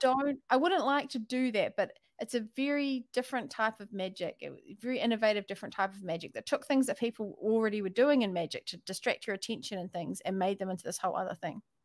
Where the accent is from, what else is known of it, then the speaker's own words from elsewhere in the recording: New Zealand; accent: New Zealand; my New Zealand accent